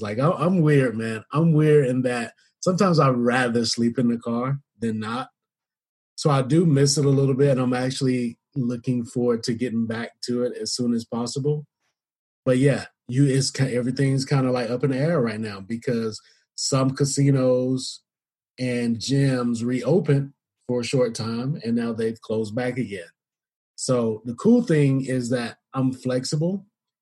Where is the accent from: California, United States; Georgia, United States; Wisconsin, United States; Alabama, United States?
Georgia, United States; Atlanta; moved away as an adult; also born or lived in Las Vegas; I'm originally from Atlanta